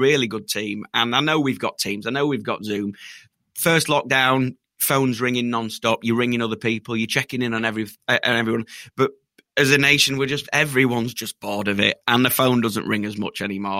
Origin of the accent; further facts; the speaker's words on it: Yorkshire and the Humber, United Kingdom; We're from Yorkshire